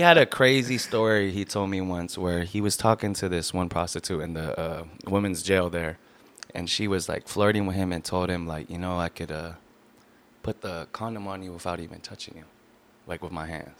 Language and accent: English; Long Beach, California, United States; also born or lived in Lakewood, California; I was born here in Long Beach, California